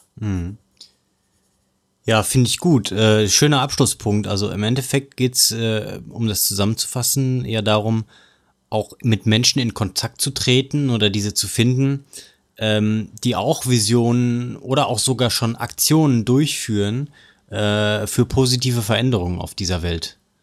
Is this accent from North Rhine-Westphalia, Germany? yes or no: yes; Ruhr area, North Rhine-Westphalia, Germany; bei uns im Pott